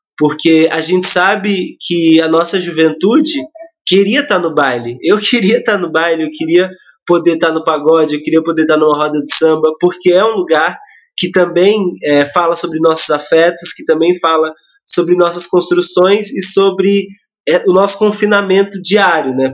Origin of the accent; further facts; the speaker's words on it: Mauá, São Paulo, Brazil; tenho 22 anos, sou de Mauá